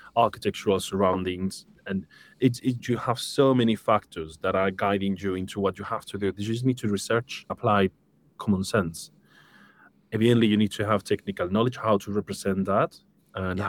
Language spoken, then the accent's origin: English; Seville, Andalusia, Spain; moved away as an adult; now in United Kingdom; I'm originally from Spain, from Seville, beautiful city.